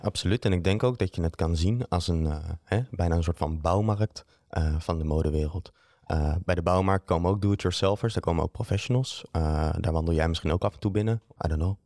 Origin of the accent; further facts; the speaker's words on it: Netherlands; moved away as an adult; also born or lived in Amsterdam, Netherlands; now in Antwerp, Belgium; Ik ben oorspronkelijk van Nederland